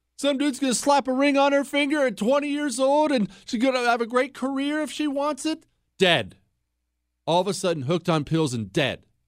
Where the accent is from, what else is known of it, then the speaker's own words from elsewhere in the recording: Montana, United States; I'm from Montana